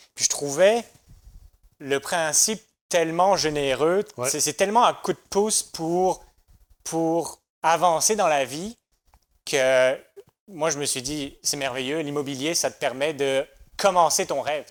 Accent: France; moved away as an adult; also born or lived in United States; now in Quebec, Canada; je suis né en France

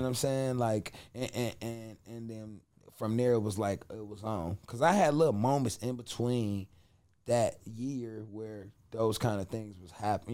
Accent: Cleveland, Ohio, United States; I grew up in Cleveland, Ohio, on St. Clair

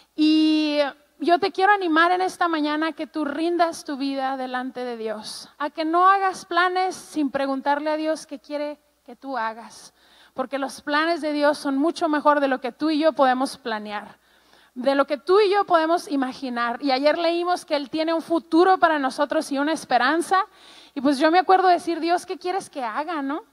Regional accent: Ciudad Juárez, Chihuahua, Mexico; soy mexicana, em, tengo treinta y tantos años y eh, crecí toda mi vida en la frontera con Estados Unidos en un lugar que se llama Juárez, Chihuahua

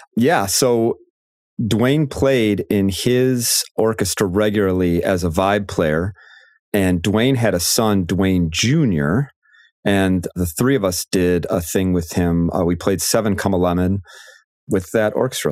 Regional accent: Chicago, Illinois, United States; moved away as an adult; now in Michigan, United States; I am from the Chicago area

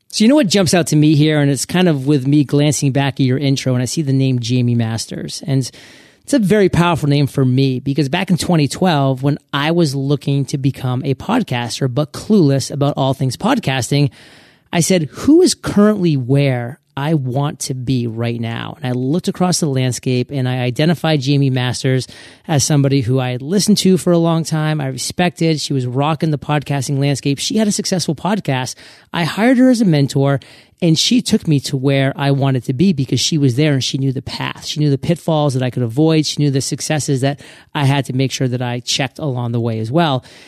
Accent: New England, United States; moved away as an adult; also born or lived in Manhattan, Kansas; I was actually born and raised in New England

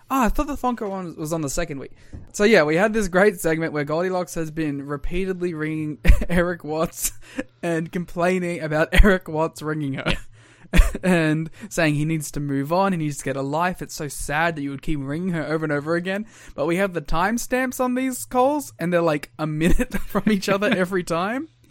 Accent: Australia; I'm Australian.

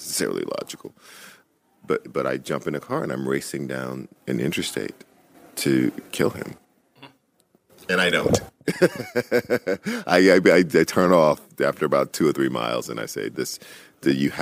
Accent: Louisiana, United States; in Louisiana, everybody had guns. I didn't know of a single house in my hometown where people didn't have guns

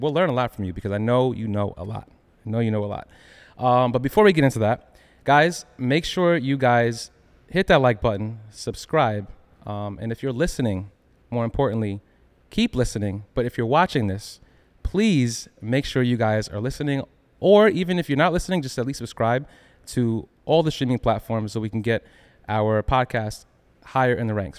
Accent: Long Island, New York, United States; I'm from Long Island, it still counts as New York

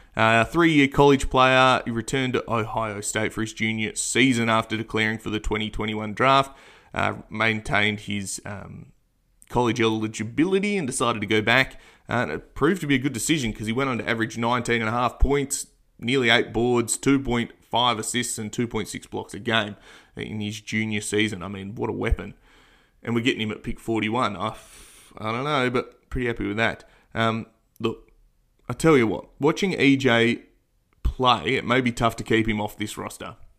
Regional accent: Australia; as an Australian

